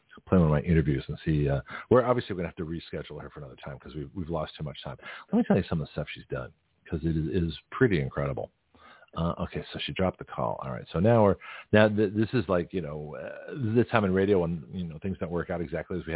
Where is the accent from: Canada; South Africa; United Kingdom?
Canada; Toronto, Ontario; now in United States; I was born in Toronto